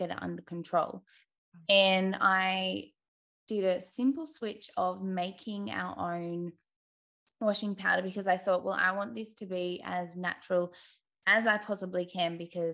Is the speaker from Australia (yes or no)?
yes; Australia; accent: Bogan; I'm from Australia, hence the Bogan accent.